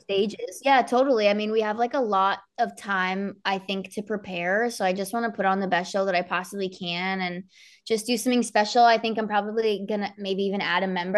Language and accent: English; Somerset County, New Jersey, United States; I was twenty minutes from Rutgers.